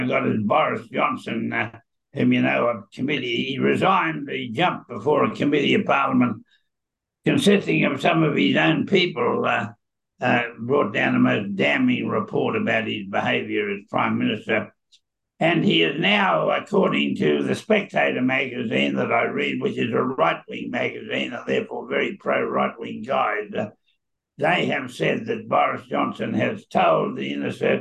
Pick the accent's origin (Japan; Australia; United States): Australia; also born or lived in Queensland; I'm an Australian who is happily living in Queensland, but I'm an Aussie.